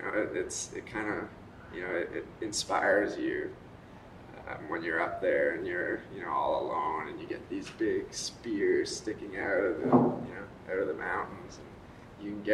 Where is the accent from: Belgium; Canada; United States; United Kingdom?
Canada; Squamish, British Columbia; I'm from Squamish, BC, which is just north of Vancouver and south of Whistler